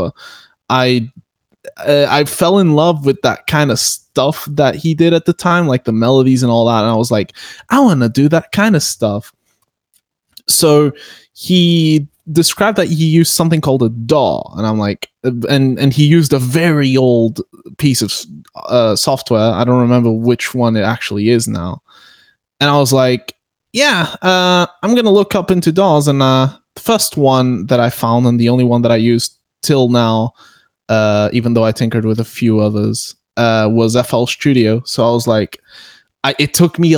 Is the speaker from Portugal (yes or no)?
yes; Portugal; I'm from Portugal